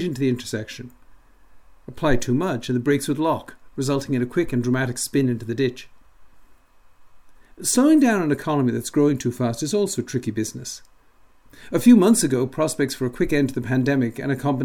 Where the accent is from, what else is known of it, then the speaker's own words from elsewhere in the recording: Dublin, Leinster, Ireland; moved away; also born or lived in Michigan; Growing up in Dublin